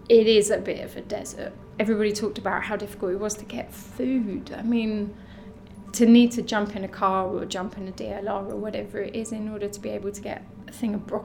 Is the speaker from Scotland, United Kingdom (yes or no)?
no; London, United Kingdom; in the city where I grew up. I'm a Londoner.